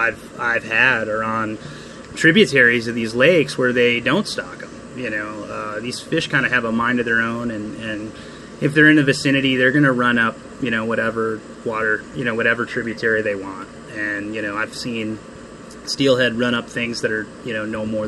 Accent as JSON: {"language": "English", "town": "Cleveland", "region": "Ohio", "country": "United States", "tie": "born or raised there", "moved": "yes", "said": "I'm from Cleveland, Ohio, born and raised."}